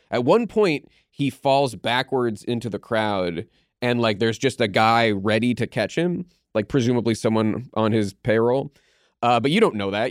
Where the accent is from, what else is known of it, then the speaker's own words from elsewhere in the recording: Pittsburgh, Pennsylvania, United States; I grew up in Pittsburgh